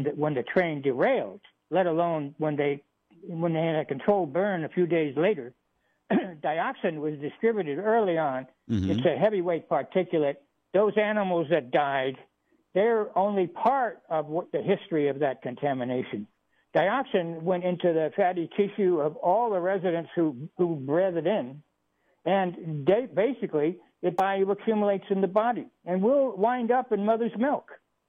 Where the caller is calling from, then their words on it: Hamilton Field, Northern California, United States; I'm calling from Hamilton Field in Northern California